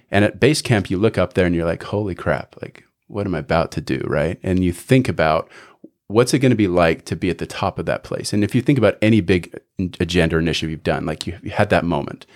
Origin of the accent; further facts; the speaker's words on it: Canada; moved away as an adult; now in United States; born and raised in Canada, lived there till I was about eighteen